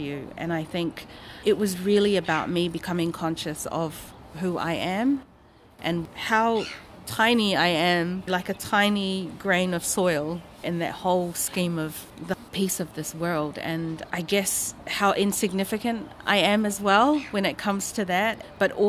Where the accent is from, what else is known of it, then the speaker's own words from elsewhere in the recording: Samoa; we grew up in Samoa